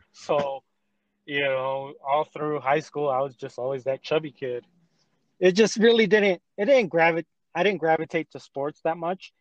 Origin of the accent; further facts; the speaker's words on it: Salt Lake City, Utah, United States; I'm a local man. I'm from Salt Lake